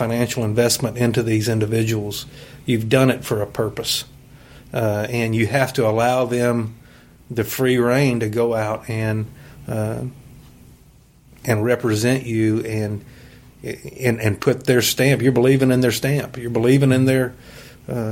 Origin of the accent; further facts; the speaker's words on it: Western Kentucky, United States; growing up in Western Kentucky